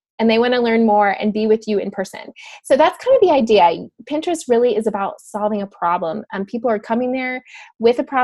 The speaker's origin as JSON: {"language": "English", "town": "Dallas", "region": "Texas", "country": "United States", "tie": "born or raised there", "said": "I grew up in Dallas"}